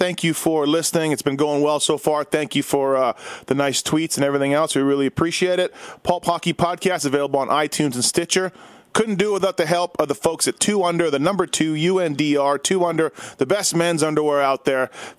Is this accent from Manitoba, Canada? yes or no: yes; Winnipeg, Manitoba, Canada; me being 41, growing up in Winnipeg